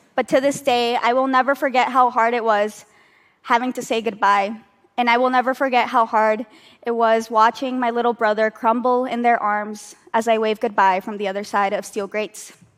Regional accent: United States; now in New York, United States; Despite being American citizens

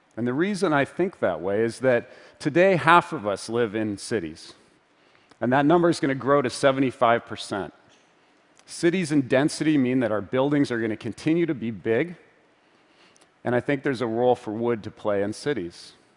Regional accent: Vancouver, British Columbia, Canada; my hometown of Vancouver

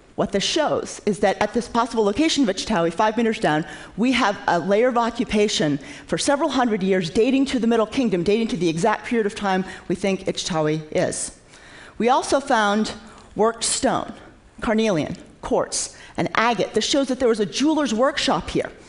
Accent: Maine, United States; When I was a child growing up in Maine

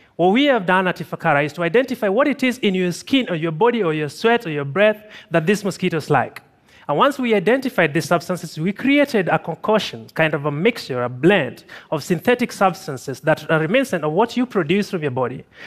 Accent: Tanzania; I'm from Tanzania

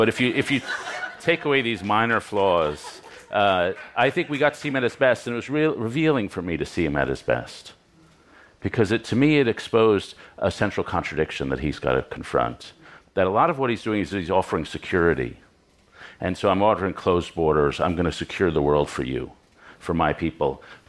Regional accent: New York City, New York, United States; Yeah, I should say I grew up in Lower Manhattan in the triangle between ABC Carpets, the Strand Bookstore, and the Odeon Restaurant.

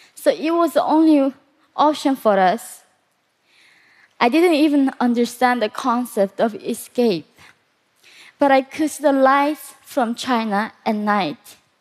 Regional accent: North Korea; moved away; also born or lived in South Korea; Growing up in North Korea

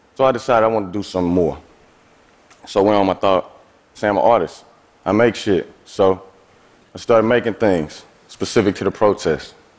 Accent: East St. Louis, Illinois, United States; I'm from East St. Louis, Illinois. That's a small city across the Mississippi River from St. Louis, Missouri. I have lived in and around St. Louis my entire life.

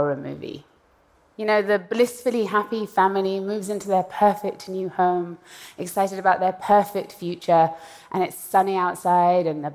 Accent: Iran; moved away; I was born in Iran and I left in the aftermath of a violent revolution.

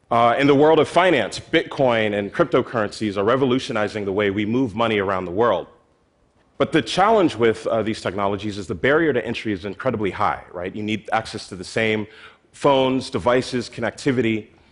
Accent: Philadelphia, Pennsylvania, United States; my hometown in Philadelphia

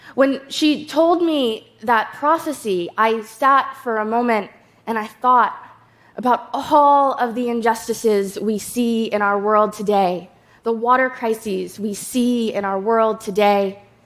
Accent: Shinnecock Nation, New York, United States; I'm from the Shinnecock Nation

